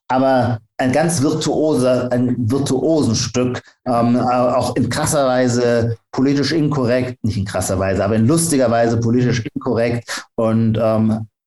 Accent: Heidelberg, Baden-Württemberg, Germany; ich bin Pfälzer, also Kurpfälzer, bin ich aus

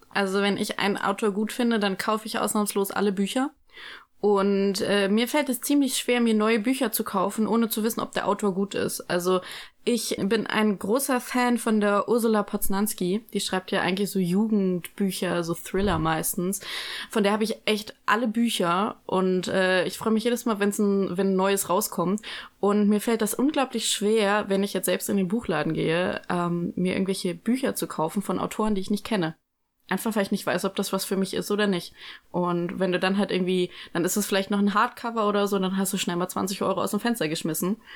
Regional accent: Frankfurt, Hesse, Germany; now in Münster, Germany; Ähm, ich bin 21 Jahre alt. Ich komme aus Frankfurt ursprünglich. Ich studiere hier in Münster BWL.

